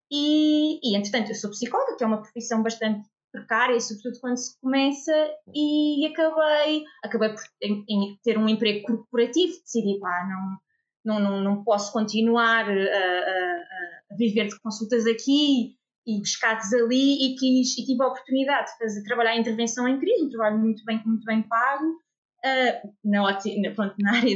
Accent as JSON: {"language": "Portuguese", "region": "Lisbon", "country": "Portugal", "said": "eu sou psicóloga clínica, sou de Lisboa, fiz a minha formação inicial eh, na Universidade de Lisboa"}